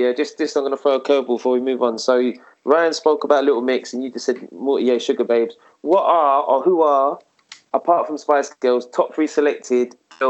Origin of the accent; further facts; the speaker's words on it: England, United Kingdom; English, mate. I'm fucking British, mate.